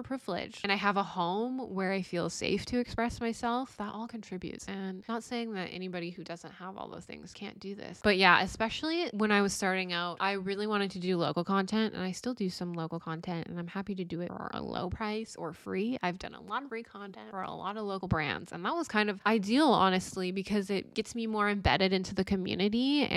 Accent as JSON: {"language": "English", "town": "Chilliwack", "region": "British Columbia", "country": "Canada", "tie": "born or raised there", "said": "growing up in Chilliwack"}